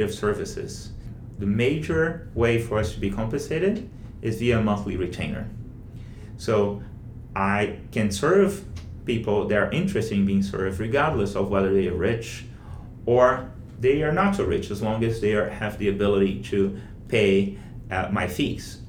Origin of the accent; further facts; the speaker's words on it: Rio de Janeiro, Brazil; moved away as an adult; now in Washington DC, United States; Leblon's the beach where I grew up in Rio, you know, in the area where I grew up in Rio.